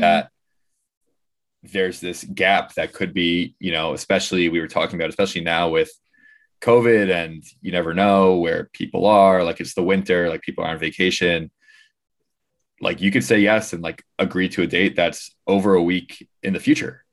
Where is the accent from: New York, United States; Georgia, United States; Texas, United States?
New York, United States; We're, we're in New York and we're from New York.